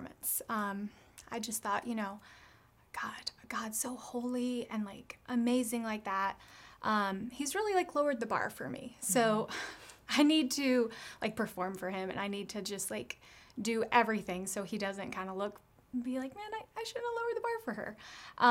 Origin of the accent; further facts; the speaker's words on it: United States; growing up in America